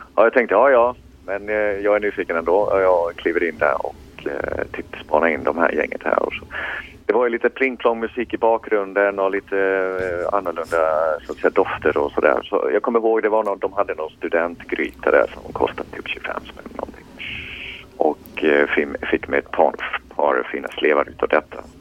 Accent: Borås, Västra Götaland, Sweden; moved away as an adult; now in Gothenburg, Sweden; jag är född och uppvuxen i, i Borås

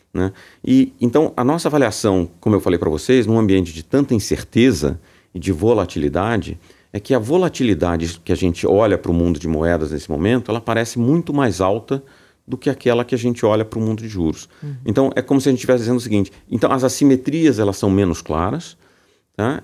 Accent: São Paulo, Brazil; eu sou paulista, né, de São Paulo

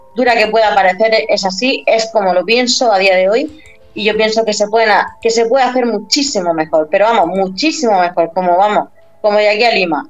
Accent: Spain; soy española

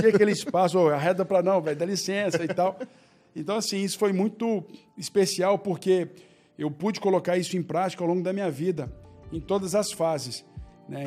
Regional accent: Belo Horizonte, Minas Gerais, Brazil; eu nasci em Belo Horizonte

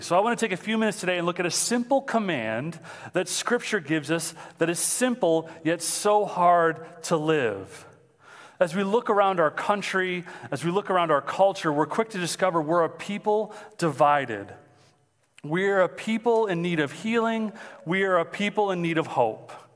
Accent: Mount Clemens, Michigan, United States; I'm from Mount Clemens, so that's where I'm living right now

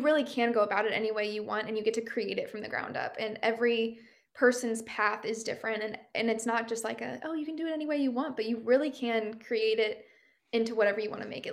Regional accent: Midwest, Missouri, United States; moved away as an adult; also born or lived in Kansas City / Nashville; I love that I grew up here. I really do. I think I got that kind of like Midwestern experience growing up

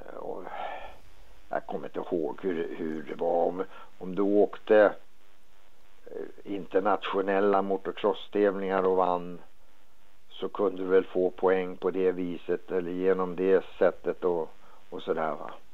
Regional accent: Stockholm, Stockholm County, Sweden; moved away as an adult; also born or lived in San Diego, California; I det kvarteret där jag bodde i Enskede när jag växte upp, jag var en liten grabb

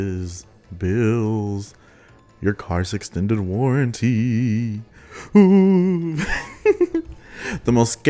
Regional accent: Texas, United States; accent: country hick; I'm already from Texas

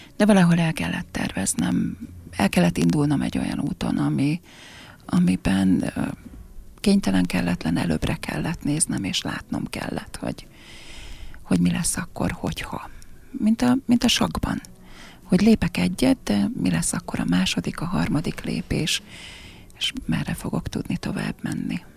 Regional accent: Cece, Fejér, Hungary; also born or lived in Székesfehérvár; now in Pákozd, Hungary; cecei vagyok, cecei is maradok, tehát ez, ez, ez státusz

